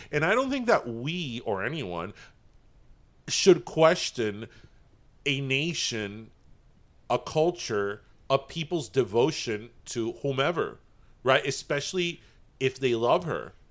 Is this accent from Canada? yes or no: no; United Kingdom; I think just being British, you're born with a camp